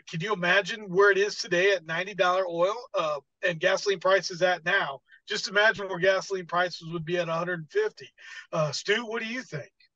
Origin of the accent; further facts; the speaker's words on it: United States; as an American